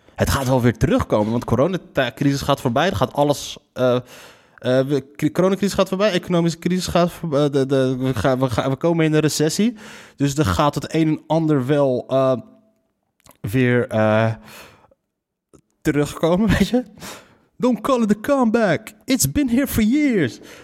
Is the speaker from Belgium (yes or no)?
no; Morocco